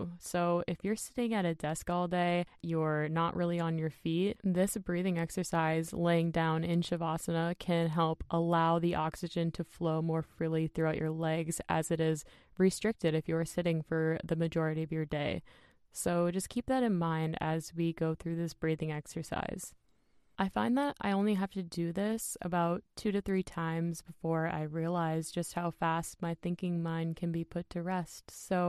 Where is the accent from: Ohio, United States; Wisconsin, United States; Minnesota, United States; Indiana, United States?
Minnesota, United States; I was just blown away by that because I'm from Minnesota, for those of you guys who don't know that.